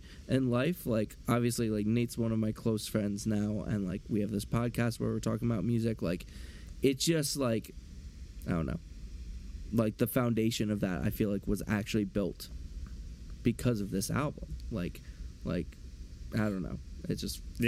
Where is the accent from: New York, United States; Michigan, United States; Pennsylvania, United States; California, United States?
Pennsylvania, United States; near Philadelphia; I grew up near Philly